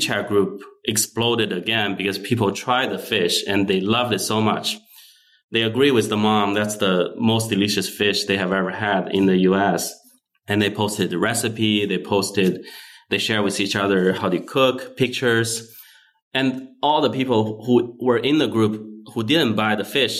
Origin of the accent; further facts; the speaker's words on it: Wuhan, Hubei, China; moved away as an adult; also born or lived in Shanghai, China / Folsom, California / Bay Area, California; now in United States; I was born and raised in China